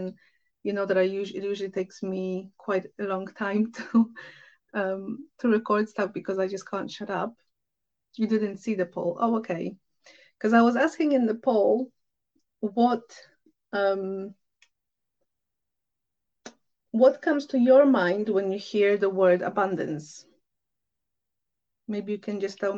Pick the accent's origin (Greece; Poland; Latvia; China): Poland; moved away; I'm from Poland originally